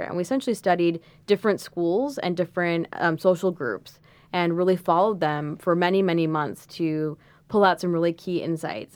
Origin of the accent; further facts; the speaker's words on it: Washington, D.C. area, District of Columbia, United States; moved away as an adult; also born or lived in Los Angeles; now in New York, United States; I'm originally from the Washington, D C area, Um, I went to high school there